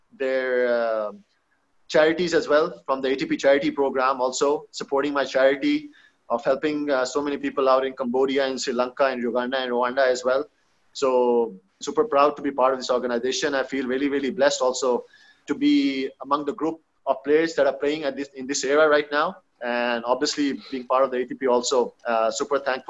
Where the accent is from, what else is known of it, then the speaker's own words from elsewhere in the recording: Pakistan; being a Pakistani, being a Muslim